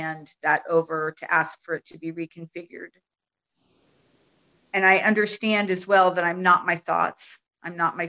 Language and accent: English; United States; now in Netherlands; I'm actually in the Netherlands, so we don't celebrate Thanksgiving here. So but I'm American